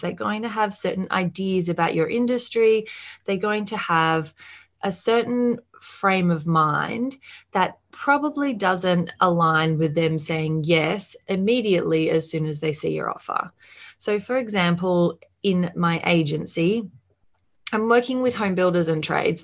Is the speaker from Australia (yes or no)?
yes; Australia; as you can probably hear, I am from Australia